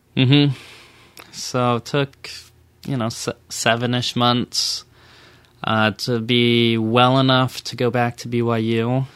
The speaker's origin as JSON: {"language": "English", "area": "a suburb of Dallas", "region": "Texas", "country": "United States", "tie": "born or raised there", "also_born_or_lived": "Kennewick, Washington / Provo, Utah", "moved": "as an adult", "lives_now": "Las Vegas, United States", "said": "I grew up in a suburb of, of Dallas, Texas"}